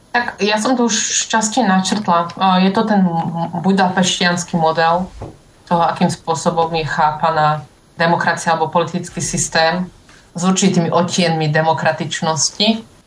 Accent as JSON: {"language": "Slovak", "town": "Dolný Kubín", "region": "Žilina Region", "country": "Slovakia", "tie": "born or raised there", "moved": "as an adult", "lives_now": "Berlin, Germany", "said": "môjho rodného mesta, Dolného Kubína"}